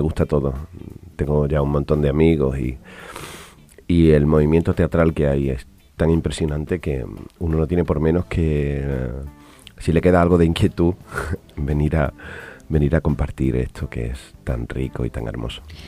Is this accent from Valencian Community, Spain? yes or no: no; Almendralejo, Extremadura, Spain; also born or lived in Badajoz; yo vengo de, España, de, de, Badajoz. Bueno, nací en Almendralejo, una ciudad pequeñita